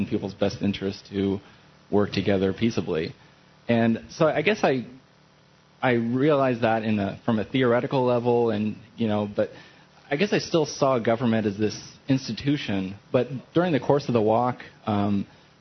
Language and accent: English; Indiana, United States; also born or lived in Hawaii; now in New Hampshire, United States; I grew up in Indiana, though, so I'm pretty used to the weather